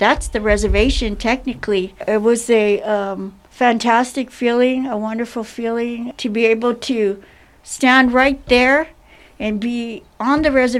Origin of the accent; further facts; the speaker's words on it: United States; I'm from the Kutsan tribe. I'm also from a Ya.